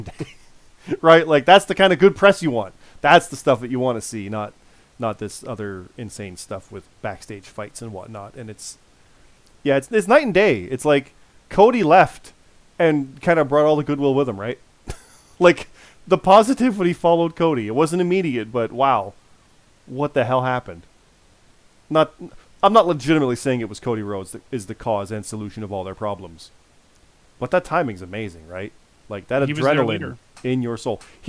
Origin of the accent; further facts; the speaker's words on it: Canada; I'm a Canadian